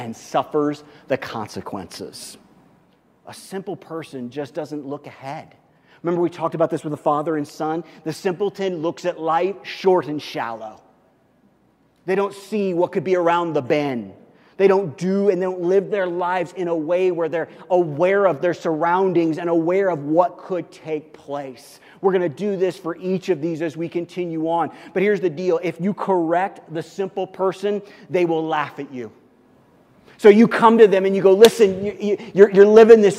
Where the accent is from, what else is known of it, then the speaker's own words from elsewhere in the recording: Missouri, United States; I grew up in Missouri